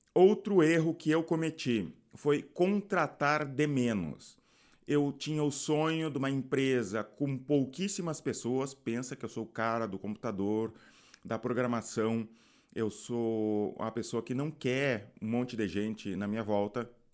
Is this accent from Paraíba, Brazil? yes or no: no; Rio Grande do Sul, Brazil; Eu sou do Rio Grande do Sul